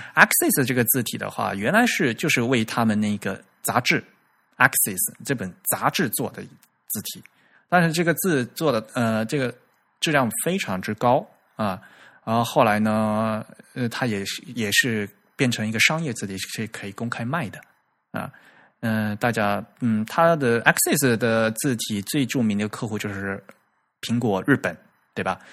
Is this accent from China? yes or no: yes; Fujian, China; accent: southern; 我是福建的